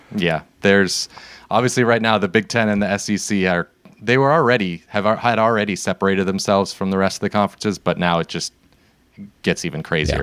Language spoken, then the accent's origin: English; Seattle, Washington, United States; now in California, United States; we're from the West Coast. We live in California. We grew up in Seattle.